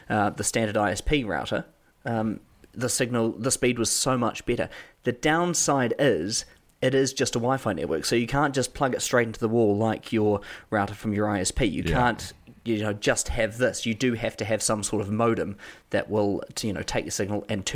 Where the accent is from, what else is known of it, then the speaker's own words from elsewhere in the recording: New Zealand; accent: New Zealand; my New Zealand accent